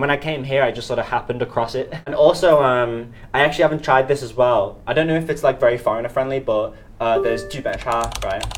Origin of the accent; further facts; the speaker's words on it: Liverpool, North West England, United Kingdom; moved away as an adult; now in Shanghai, China; from Liverpool